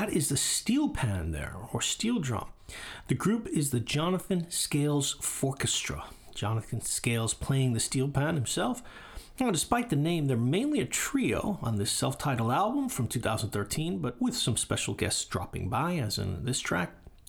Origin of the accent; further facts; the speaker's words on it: New York, United States; moved away as an adult; now in Japan; And although I grew up in New York